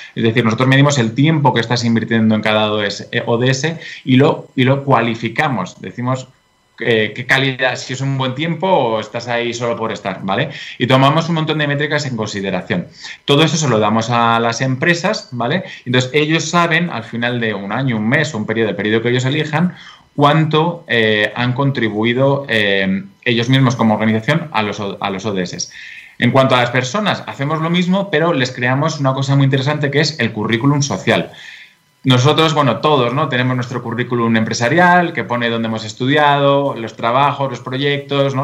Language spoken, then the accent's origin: Spanish; Spain; also born or lived in England / Brussels / China / United States; now in Madrid, Spain; soy de España y eh, estudié eh, económicas y derecho aquí en España